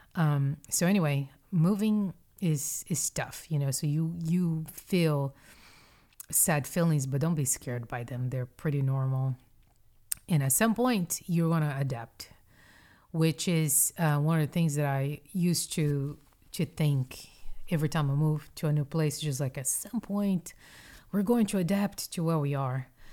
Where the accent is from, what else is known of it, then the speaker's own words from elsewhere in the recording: Brazil; moved away as an adult; also born or lived in Mississippi / North Carolina / Houston, Texas; I was born and raised in Brazil.